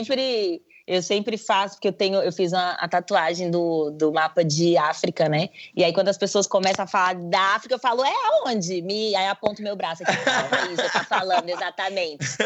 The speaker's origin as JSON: {"language": "Portuguese", "country": "Brazil", "said": "sou brasileira"}